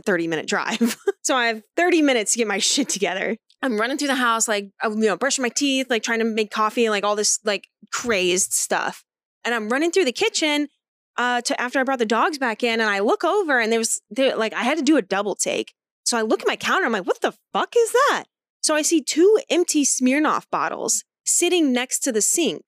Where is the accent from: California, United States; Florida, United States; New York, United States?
Florida, United States; I'm from Florida